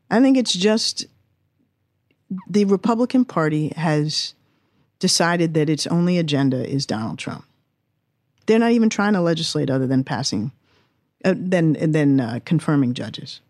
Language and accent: English; Washington, District of Columbia, United States; also born or lived in England; I was born and raised in Washington, D C